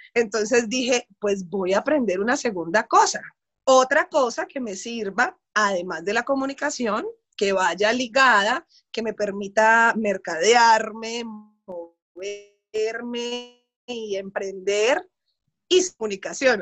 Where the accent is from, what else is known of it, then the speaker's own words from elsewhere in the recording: Cali, Valle del Cauca, Colombia; Yo soy caleña, soy periodista